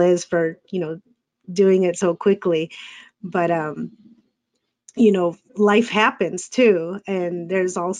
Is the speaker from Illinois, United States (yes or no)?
yes; Chicago, Illinois, United States; I was born and raised here in Chicago, and I've stayed here in Chicago